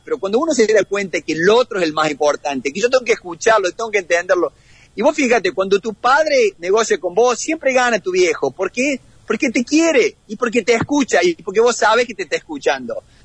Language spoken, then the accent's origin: Spanish; Argentina; moved away as an adult; now in United States; como argentino